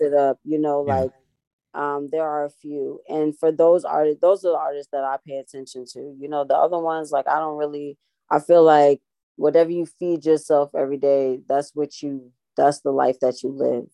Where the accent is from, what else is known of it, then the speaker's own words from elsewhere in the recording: Boston, Massachusetts, United States; growing up, you know, I grew up in Boston a time